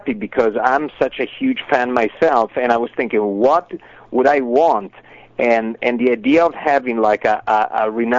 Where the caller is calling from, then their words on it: Los Angeles, California, United States; I'm calling from Los Angeles.